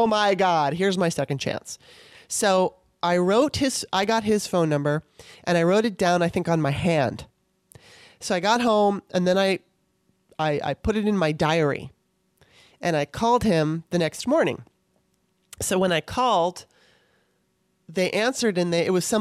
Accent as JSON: {"language": "English", "town": "Torrance", "region": "California", "country": "United States", "tie": "born or raised there", "also_born_or_lived": "Maryland", "said": "my experiences growing up in Torrance"}